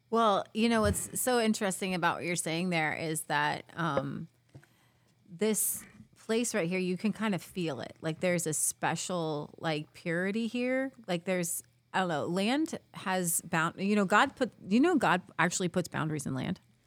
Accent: Cincinnati, Ohio, United States; I'm from Cincinnati, right over the river

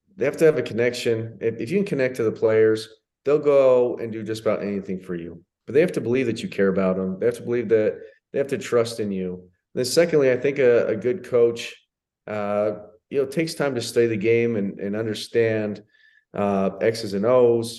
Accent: United States; moved away as an adult; also born or lived in Italy / Spain; I'm as American as they come

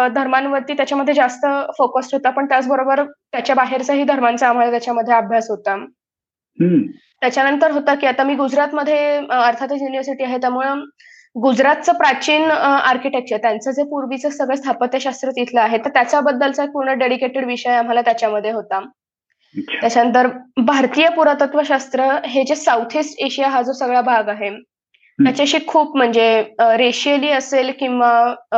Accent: Ahmednagar, Maharashtra, India; moved away as an adult; also born or lived in Vadodara, India; now in London, United Kingdom; मी मूळची अहमदनगरची आहे आणि लहानपण माझं बारावी पर्यंत मी अहमदनगरमध्येच होते

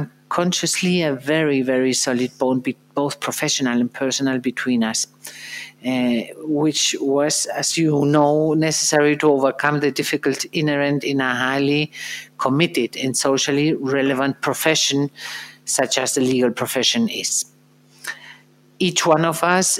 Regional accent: Madrid, Community of Madrid, Spain; after I received a school education in Madrid, in my hometown

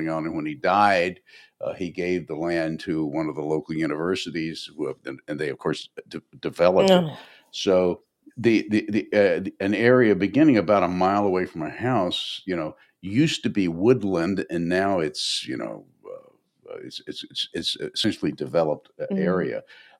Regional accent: Nashville, Tennessee, United States; I grew up in Nashville, and I went around the world doing stuff, and then I went back home to Nashville, and Nashville changed a lot just over the course of the 70s

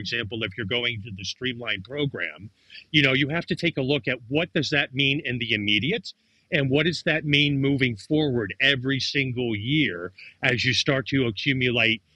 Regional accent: United States; now in France; I'm American, but I'm also French

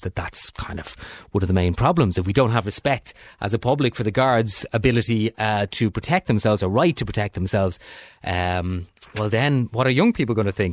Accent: Dublin, Leinster, Ireland; I'm from Dublin but, originally

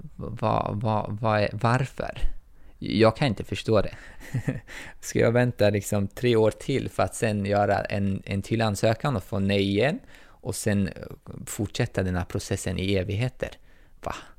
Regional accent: Tajikistan; now in Sweden; jag är tajik, men jag anses inte vara tajiks medborgare

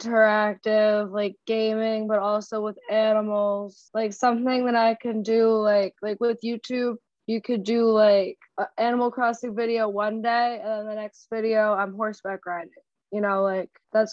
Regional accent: New York City, New York, United States; Harlem, New York.

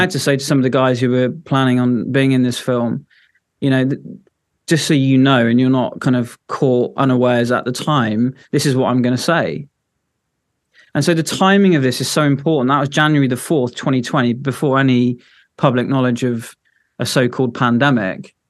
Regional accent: Devon, South West England, United Kingdom; moved away as an adult; now in Edinburgh, United Kingdom; originally I'm from Devon

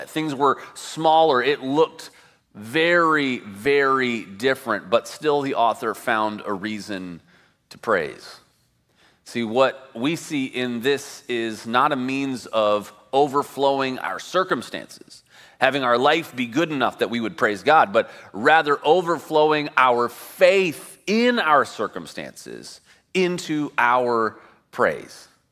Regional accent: Midwest, United States; now in California, United States; I grew up in the Midwest.

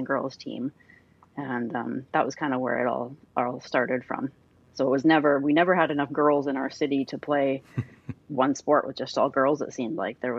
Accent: Mission, British Columbia, Canada; I'm from Mission and it's a small town

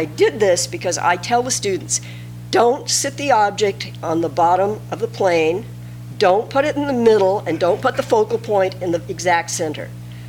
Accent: California, United States; Growing up in California

